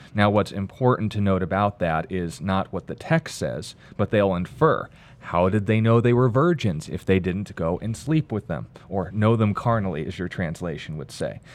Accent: United States; I'm an American

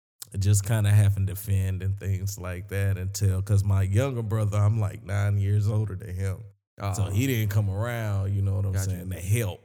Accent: Sumter, South Carolina, United States; I'm from Sumter, South Carolina.

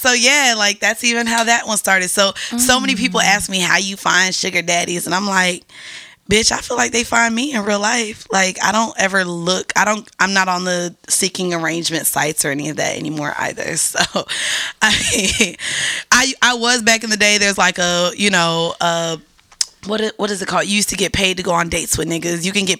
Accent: Orlando, Florida, United States; I'm from Orlando, so he asked us to put the Magic on TV.

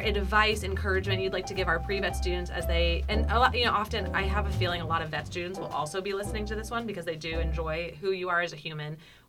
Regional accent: New Jersey, United States; we're both from New Jersey

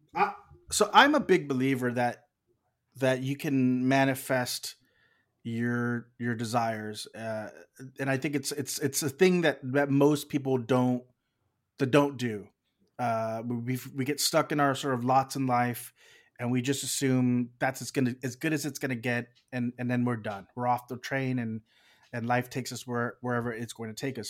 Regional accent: South Texas, United States; moved away as an adult; also born or lived in Austin, Texas; now in Los Angeles, United States; I'm originally from South Texas.

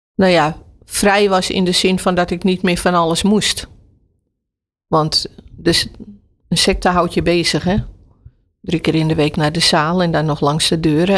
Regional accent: Amsterdam, North Holland, Netherlands; Ik ben opgegroeid in Slotenvaart, Amsterdam Slotenvaart

